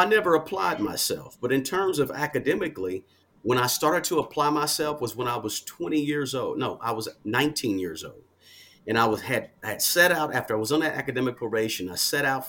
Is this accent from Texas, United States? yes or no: no; Kansas City, Kansas, United States; I'm from Kansas City area, Kansas City, Kansas, to be exact.